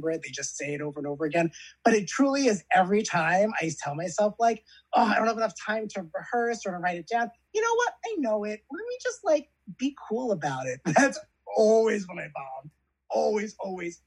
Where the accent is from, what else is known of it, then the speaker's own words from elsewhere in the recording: Long Island, New York, United States; moved away as an adult; also born or lived in Yonkers, New York; now in Los Angeles, United States; I grew up on Long Island